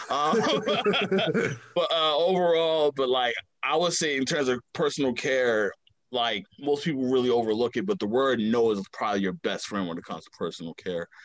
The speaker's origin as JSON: {"language": "English", "town": "Baltimore", "region": "Maryland", "country": "United States", "said": "Um, I am from the west side of Baltimore, Maryland. Uh, kind of hop from neighborhood to neighborhood. Uh, everything kind of started in Walbrook Junction, uh, 3300 Windsor uh, Road, Windsor Ave to be exact."}